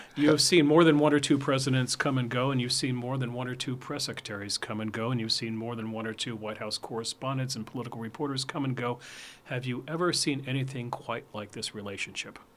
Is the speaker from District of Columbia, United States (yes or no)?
yes; Washington, District of Columbia, United States; I grew up in Washington during that time, too, so I'm a child of Watergate